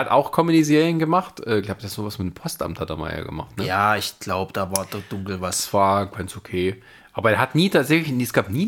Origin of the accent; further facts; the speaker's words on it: Baden-Württemberg, Germany; moved away; aus meiner Heimat